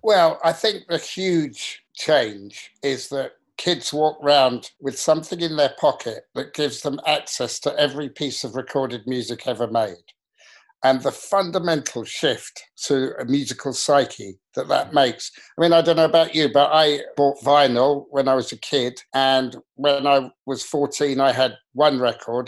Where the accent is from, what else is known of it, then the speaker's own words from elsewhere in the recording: England, United Kingdom; an English kid in the 60s and 70s